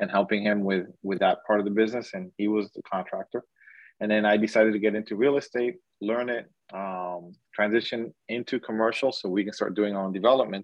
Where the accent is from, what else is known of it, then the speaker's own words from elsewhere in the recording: Miami, Florida, United States; I'm from the Miami, Florida area. I work Miami-Dade County and Broward County, born and raised in the area also.